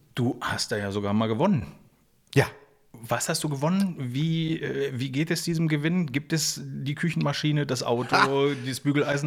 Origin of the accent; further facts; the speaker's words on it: Berlin, Germany; ich bin ja selber Berliner